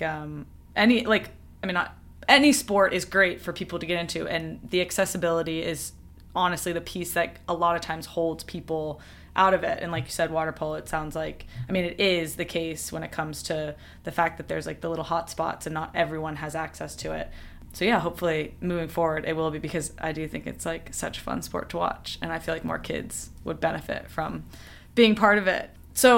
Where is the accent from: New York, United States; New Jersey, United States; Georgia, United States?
Georgia, United States; I grew up in Georgia, there was no water polo.